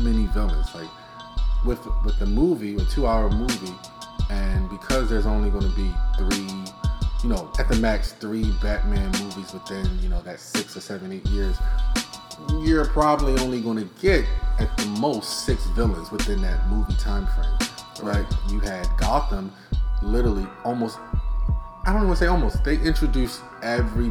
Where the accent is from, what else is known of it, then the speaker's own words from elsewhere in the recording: Baltimore, Maryland, United States; we're from Baltimore, we know the city, we know the neighborhoods